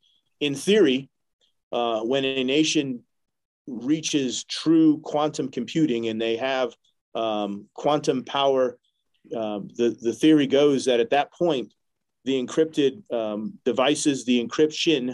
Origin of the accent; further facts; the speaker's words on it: New Hampshire, United States; I'm from New Hampshire